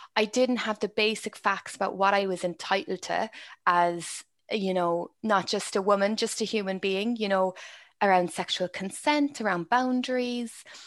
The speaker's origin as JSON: {"language": "English", "country": "Ireland", "tie": "born or raised there", "said": "my experience is very Irish. It's from growing up in Ireland."}